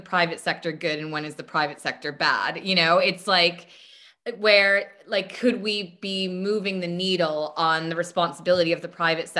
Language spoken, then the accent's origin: English; United States; moved away; also born or lived in United Kingdom; I'm American, even though I lived there for so long